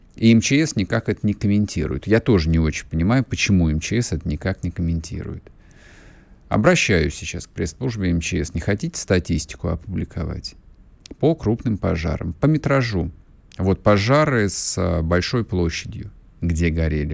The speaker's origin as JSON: {"language": "Russian", "country": "Russia", "said": "У нас на родине все в этом смысле нормально."}